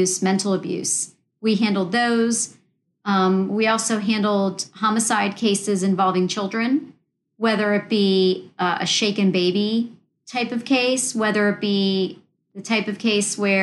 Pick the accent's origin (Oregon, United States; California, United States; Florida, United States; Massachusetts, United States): Florida, United States; Daytona Beach; also born or lived in New Jersey; I was raised in the Central Florida area, in the Daytona Beach area